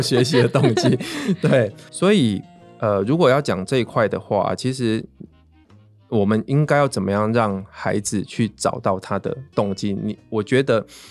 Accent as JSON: {"language": "Chinese", "area": "rural Pingtung", "region": "Pingtung County", "country": "Taiwan", "tie": "born or raised there", "said": "我其实小时候会觉得我在屏东乡下长大"}